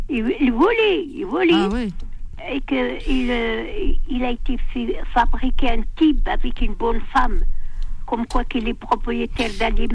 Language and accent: French; Algeria; now in France; suis pas une Algérienne cultivée, je suis une Algérienne qu'elle a faite elle-même.